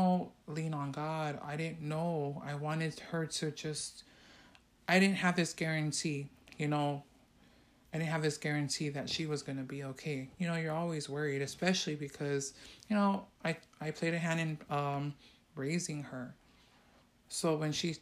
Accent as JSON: {"language": "English", "town": "San Francisco", "region": "California", "country": "United States", "tie": "born or raised there", "said": "I came from that neighborhood. I came from Hunter's Point"}